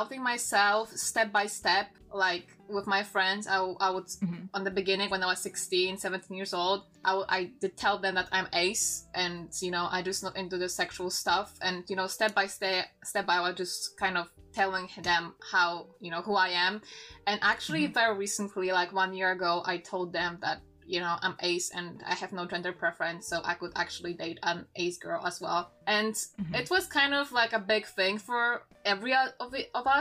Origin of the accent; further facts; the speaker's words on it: Poland; English is a second language; I'm from Poland. I'm not native English speaker